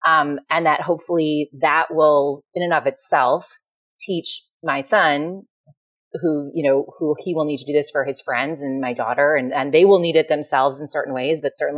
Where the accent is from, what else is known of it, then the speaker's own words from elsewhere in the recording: Michigan, United States; now in New York City, United States; I grew up in Michigan, a liberal part of Michigan, but a liberal part of Michigan is still pretty like conservative on the balance.